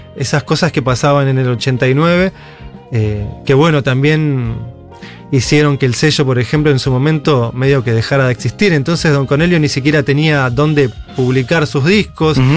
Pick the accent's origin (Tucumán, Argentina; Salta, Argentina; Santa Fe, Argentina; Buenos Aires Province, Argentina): Buenos Aires Province, Argentina; en el oeste, que es de donde soy